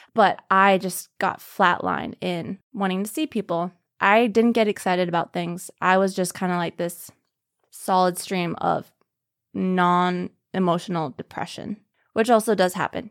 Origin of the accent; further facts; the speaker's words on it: Minneapolis, Minnesota, United States; I'm from Minneapolis, Minnesota.